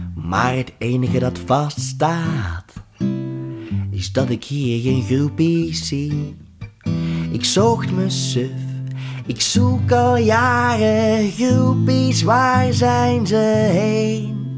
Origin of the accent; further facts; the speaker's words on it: Overijse, Flanders, Belgium; also born or lived in Leuven; in Jezusijk, um, ehm, in Overijssel, waar ik vandaan kom